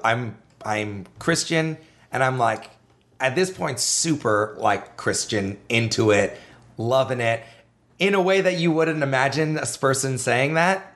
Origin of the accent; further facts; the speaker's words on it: Canada; I was a comedian from Canada